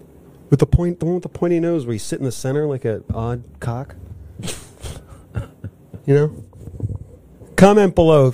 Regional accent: United States; We're very American.

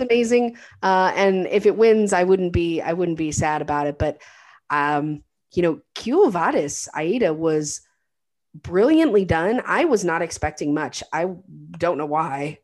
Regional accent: United States; an American

